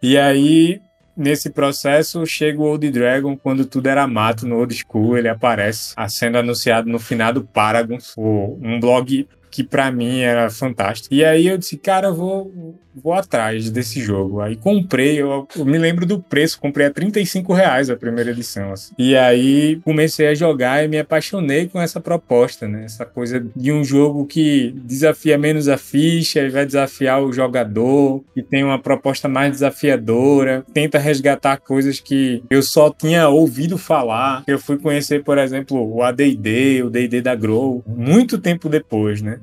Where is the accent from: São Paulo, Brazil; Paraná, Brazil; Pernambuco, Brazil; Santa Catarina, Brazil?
Pernambuco, Brazil; Recife metropolitan region; Eu sou da região metropolitana do Recife.